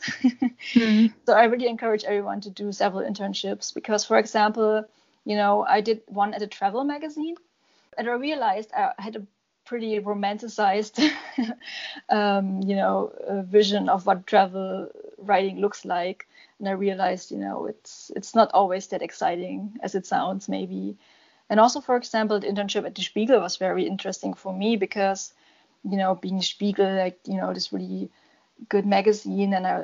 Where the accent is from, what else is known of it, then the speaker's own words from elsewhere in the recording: Leipzig, Saxony, Germany; Leipzig, my hometown